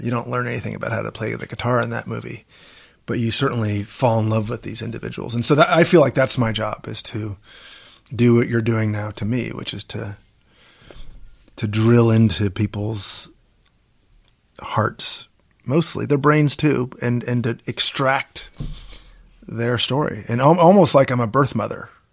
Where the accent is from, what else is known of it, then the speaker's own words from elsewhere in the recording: Washington, District of Columbia, United States; I'm a Jew from Washington, D C